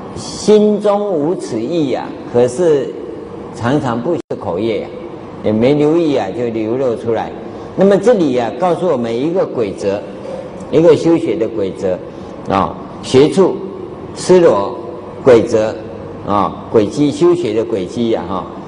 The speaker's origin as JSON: {"language": "Chinese", "country": "Taiwan", "said": "啊，我们台湾话叫夸夸钟啊"}